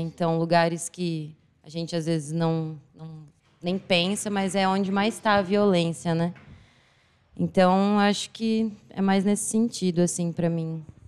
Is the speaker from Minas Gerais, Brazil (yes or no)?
no; Assis, São Paulo, Brazil; sou daqui de Assis mesmo